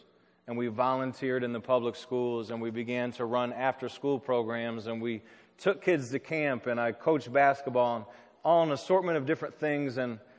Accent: southwest Michigan, United States; moved away as an adult; also born or lived in Chicago; I grew up in Michigan, in southwest Michigan, in kind of a small rural town. But I moved to the city of Chicago in the fall of 2001. And I moved there to study urban ministry at Moody Graduate School.

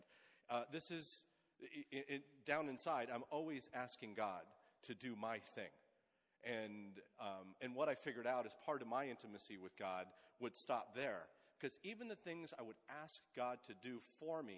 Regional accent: Sunnyvale, California, United States; I grew up in the Bay Area. I'm a kid of the Silicon Valley. Grew up in Sunnyvale

